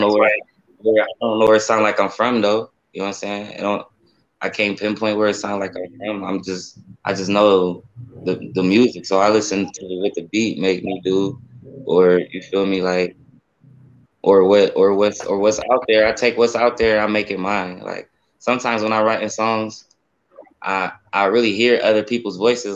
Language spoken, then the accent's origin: English; Akron, Ohio, United States; also born or lived in Spain; I'm, I'm, from Akron, Ohio. I was born in Spain. I'm a Navy baby, but okay. I came over here. I came over here when I was one years old, and I've been, you know, I'm saying, from the east side of Akron all my life